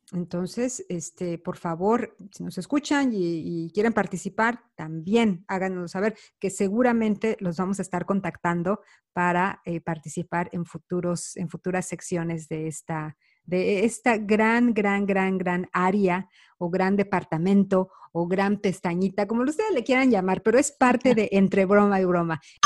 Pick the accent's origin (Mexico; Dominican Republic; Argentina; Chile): Mexico; moved away; Carla y yo, bueno, somos mexicanas